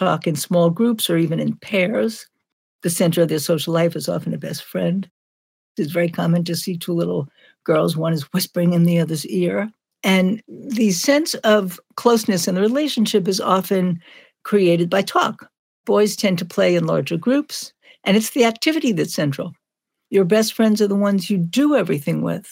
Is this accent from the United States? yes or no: yes; New York City, New York, United States; I grew up in Brooklyn, we have a rather fast pace that to us is normal